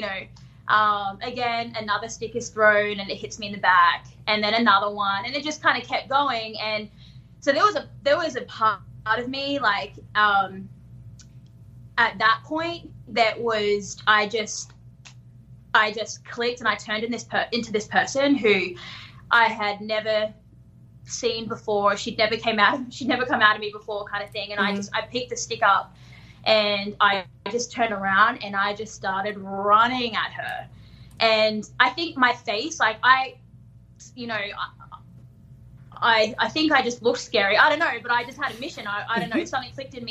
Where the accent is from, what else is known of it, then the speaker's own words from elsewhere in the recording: Darwin, Northern Territory, Australia; I grew up in Darwin